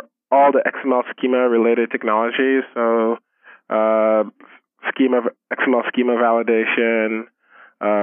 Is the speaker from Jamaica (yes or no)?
no; Nigeria; moved away as an adult; now in United States; I'm originally Nigerian. I spent, I guess, my first 17, 19, I can't even remember anymore. I spent my teenage years there, and I moved over here to go to college about 10 years ago.